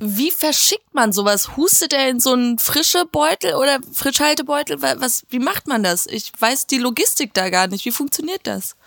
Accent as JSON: {"language": "German", "town": "Hagen", "region": "North Rhine-Westphalia", "country": "Germany", "tie": "born or raised there", "said": "in meiner Heimatstadt Hagen"}